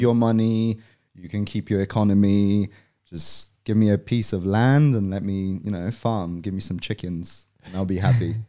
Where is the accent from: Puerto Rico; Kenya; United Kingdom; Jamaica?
United Kingdom; London; moved away as an adult; also born or lived in Poland; now in Australia; I was born and raised in Poland until I was eight. And then, um, my family moved over to England, to London. Um, and then I grew up in South London